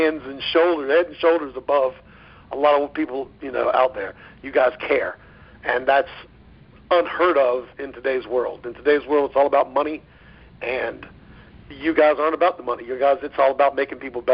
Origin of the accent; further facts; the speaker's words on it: Virginia, United States; moved away as an adult; now in Florida, United States; I was from Virginia, and I moved to Florida to pursue the baseball thing